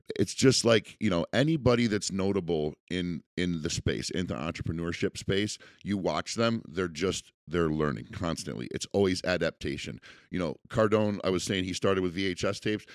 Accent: United States; as an American

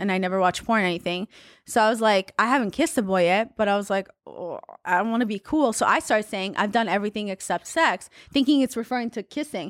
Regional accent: Haifa, Haifa District, Israel; moved away; also born or lived in Russia; where I grew up was in Haifa

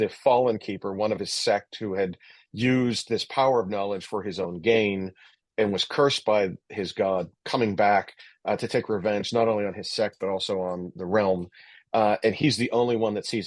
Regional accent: Pittsburgh, Pennsylvania, United States; born of steel, fire, and black wind, I'm from Pittsburgh, which is a lot like Sheffield

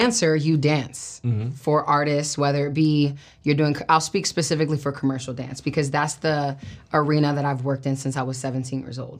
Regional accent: Brooklyn, New York, United States; Yeah, I mean, I'm from Brooklyn, New York, born and raised

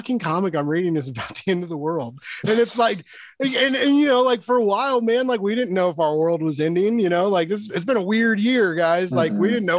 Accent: Kansas City, Missouri, United States; I'm from Kansas City

